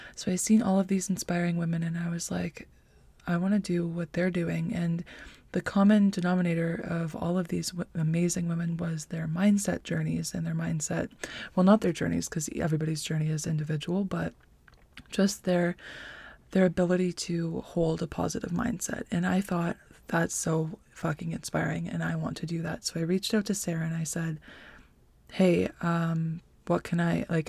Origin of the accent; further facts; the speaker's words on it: North Bay, Ontario, Canada; I'm from North Bay, Ontario, born and raised